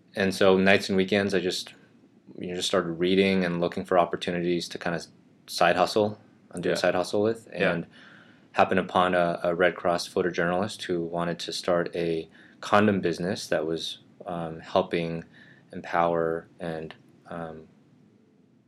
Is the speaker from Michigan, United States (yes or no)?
no; Rowland Heights, California, United States; also born or lived in Midwest; I grew up in SoCal on the east side, Roland Heights specifically.